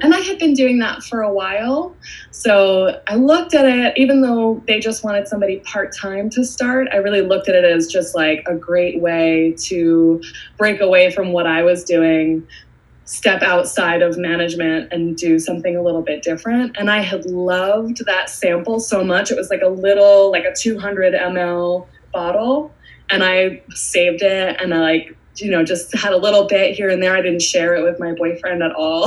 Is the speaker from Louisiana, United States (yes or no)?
no; Hudson Valley, New York, United States; also born or lived in Queens, New York / Brooklyn, New York; I'm a native New Yorker. I was born in Queens, uh, grew up in mostly the Hudson Valley, and now I live in Brooklyn